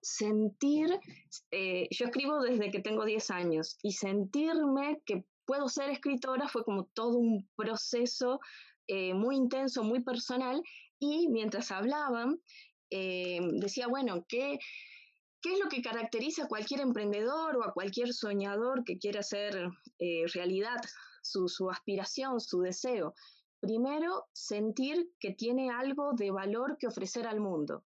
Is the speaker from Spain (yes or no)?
no; Argentina; soy de Argentina, soy escritora